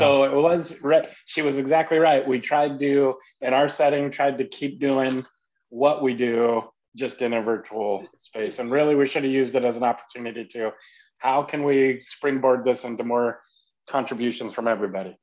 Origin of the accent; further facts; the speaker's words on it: Idaho, United States; I grew up in Idaho